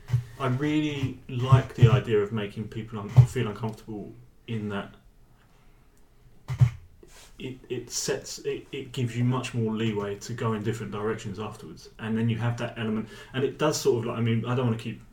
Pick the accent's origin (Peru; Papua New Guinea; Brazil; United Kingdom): United Kingdom; England; I'm English but I speak Norwegian